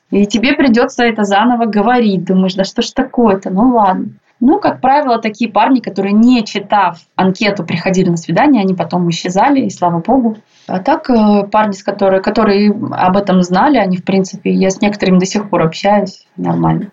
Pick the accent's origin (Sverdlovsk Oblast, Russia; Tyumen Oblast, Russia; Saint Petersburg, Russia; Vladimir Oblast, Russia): Tyumen Oblast, Russia; Tyumen; also born or lived in Ufa, Russia; now in Moscow, Russia; все дети мы там росли в Тюмени, в Тюменской области